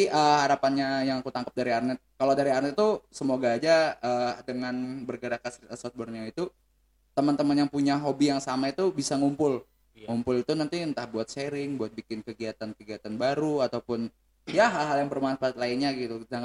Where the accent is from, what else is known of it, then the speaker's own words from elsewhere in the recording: South Kalimantan, Indonesia; saking saking ya tuh kadang keluar bahasa Banjarnya gitu karena kita emang orang